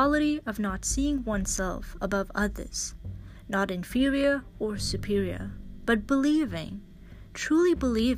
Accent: Canada; I'm a Canadian medical student

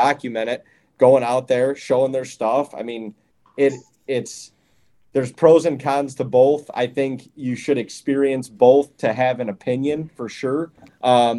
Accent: Ohio, United States; also born or lived in Western New York; when I was growing up in Ohio

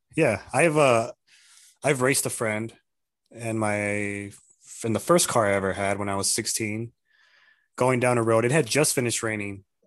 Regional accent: Tucson, Arizona, United States; moved away as an adult; now in Casa Grande, United States; I'm from Tucson. I live in Casa Grande now

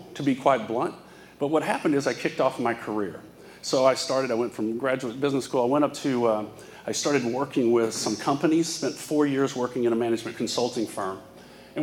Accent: Fort Worth, Texas, United States; When I was born in the South, I'm from Fort Worth, Texas.

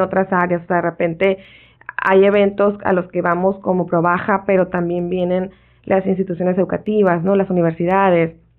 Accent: Ensenada, Baja California, Mexico; moved away; Yo soy nacida en Ensenada y aunque he vivido fuera eh, y regreso

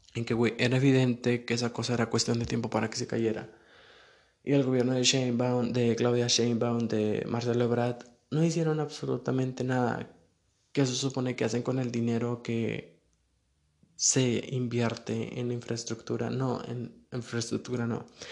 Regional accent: Saltillo, Coahuila, Mexico; Yo no soy de la Ciudad de México, soy de Coahuila, de Saltillo

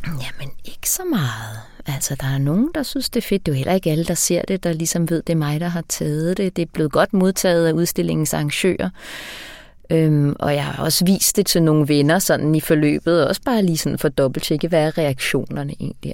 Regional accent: Mozambique; now in Denmark; Mozambique, hvor jeg er opvokset

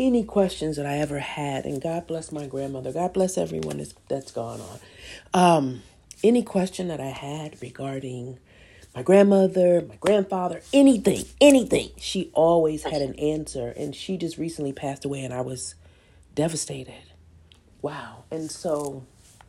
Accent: Detroit, Michigan, United States; moved away; I'm not in the city that I was born. I'm in a completely different place. And I do have family here, you know, people who have my back. But when you talk about where I'm from the D

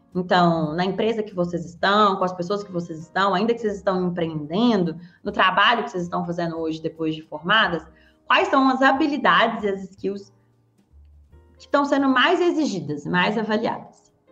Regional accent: Belo Horizonte, Minas Gerais, Brazil; sou mineira, sou de Belo Horizonte

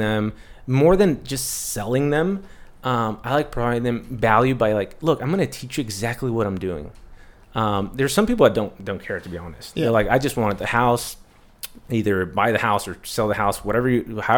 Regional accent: San Diego, California, United States; also born or lived in Los Angeles / Tijuana (family); I was born and raised here in San Diego

